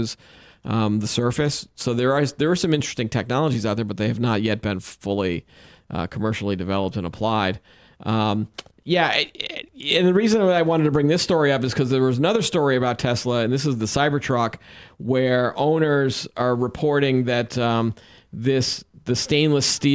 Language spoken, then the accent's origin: English; New England, United States; we're from New England